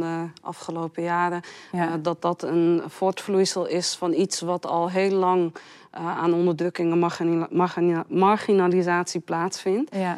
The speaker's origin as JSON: {"language": "Dutch", "town": "Amsterdam", "region": "North Holland", "country": "Netherlands", "tie": "born or raised there", "said": "Ik ben geboren en getogen in Amsterdam"}